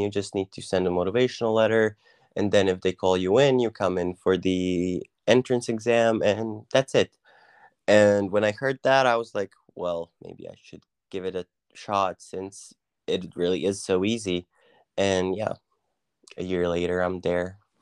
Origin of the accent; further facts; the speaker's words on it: Croatia; moved away as an adult; also born or lived in Wiener Neustadt, Austria; now in Austria; I'm from, uh, Croatia, and, uh, I'm a student currently. I study in Austria.